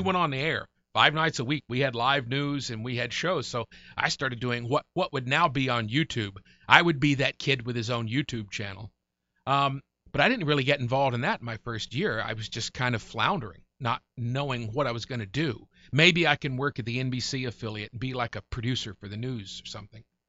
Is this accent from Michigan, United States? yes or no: no; Murray, Kentucky, United States; also born or lived in Golden Pond, Kentucky; across the lake in Callaway County, outside of Murray, Kentucky, twelve miles from Murray